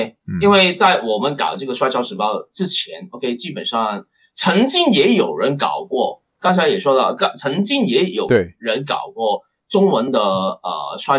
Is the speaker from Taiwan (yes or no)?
no; Hong Kong; 我出生地的香港